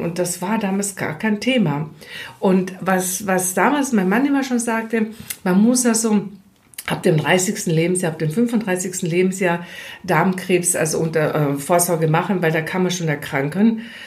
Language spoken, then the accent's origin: German; Austria; accent: Austrian; moved away as an adult; now in Germany; Ich, ich bin ja Österreicherin, das hört man zwischen so ein bisschen